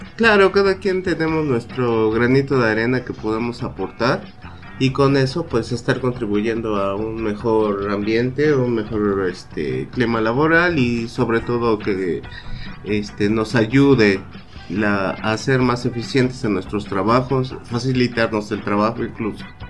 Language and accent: Spanish; Mexico; los mexicanos somos excelentes integradores